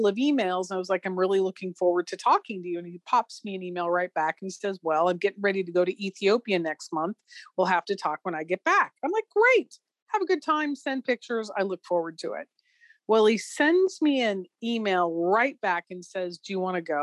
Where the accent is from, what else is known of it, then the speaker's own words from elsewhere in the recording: Southwest Arizona, United States; I grew up in Southwest Arizona